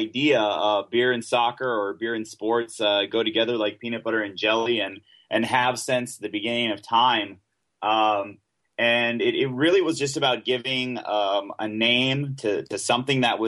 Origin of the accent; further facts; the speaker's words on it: United States; also born or lived in Honduras; as an American